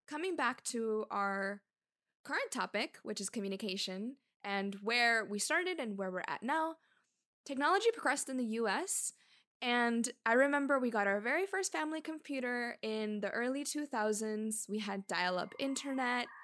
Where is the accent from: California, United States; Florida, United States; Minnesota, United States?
Florida, United States; Miami; also born or lived in Cuba; we're both born in Cuba. And we emigrated around the same time to Miami.